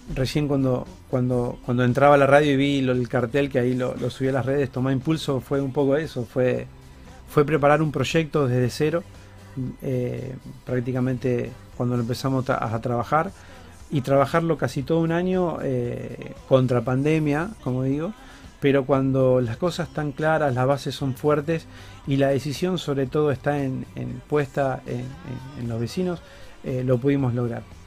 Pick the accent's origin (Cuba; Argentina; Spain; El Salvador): Argentina; Funes, Santa Fe; ser un NIC, un nacido y criado, eh, vengo de una familia de Funes